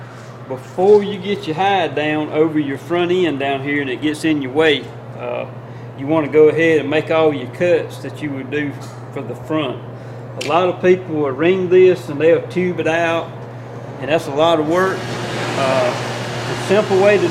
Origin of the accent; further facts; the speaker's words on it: Middle Georgia, United States; I was born and raised in Middle Georgia